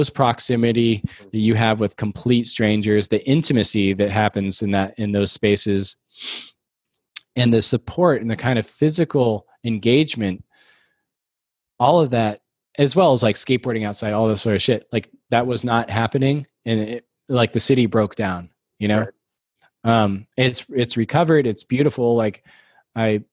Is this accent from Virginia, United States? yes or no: no; Texas, United States; moved away as an adult; also born or lived in New York; now in San Francisco, United States; I grew up in Texas, but I only lived there for like 17 years